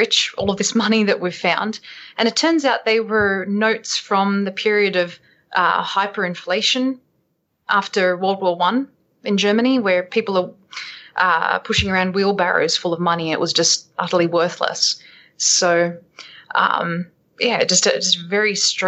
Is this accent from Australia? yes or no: yes; Sydney, New South Wales, Australia; moved away; also born or lived in United States; growing up in Australia